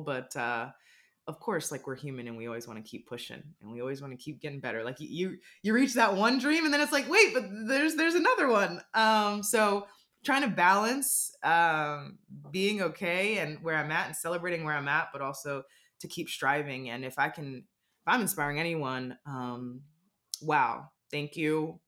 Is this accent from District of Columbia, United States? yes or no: yes; Washington, District of Columbia, United States; I grew up in the Washington D.C. area, and we had Mystics season tickets.